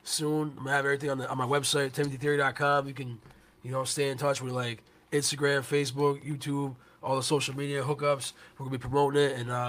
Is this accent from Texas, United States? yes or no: no; the Poconos, Pennsylvania, United States; I'm from the Poconos, so that's right here